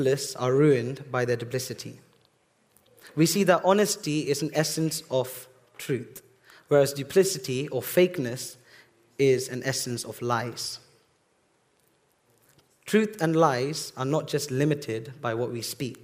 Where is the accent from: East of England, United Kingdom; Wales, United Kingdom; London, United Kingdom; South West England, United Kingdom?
East of England, United Kingdom; Bedford; I was actually born here in Bedford Hospital